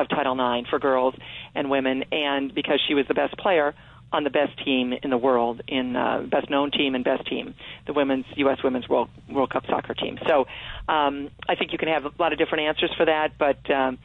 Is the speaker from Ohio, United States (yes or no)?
yes; Toledo, Ohio, United States; girls growing up in Toledo in the 60s and 70s